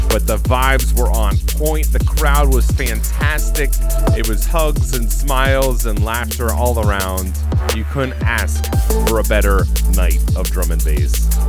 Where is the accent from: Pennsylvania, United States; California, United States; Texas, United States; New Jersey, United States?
Pennsylvania, United States; Pittsburgh; in my hometown